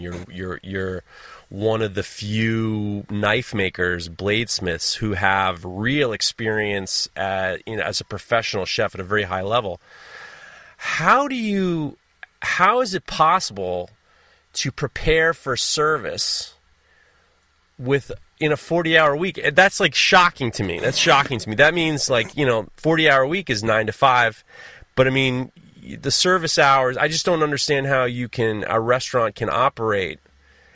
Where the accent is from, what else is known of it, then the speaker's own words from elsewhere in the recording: United States; as an American